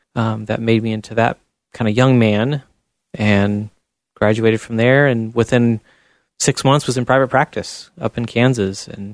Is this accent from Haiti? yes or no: no; Chile; There was a lot of struggles there because I was kind of the white redhead amongst a very different looking people.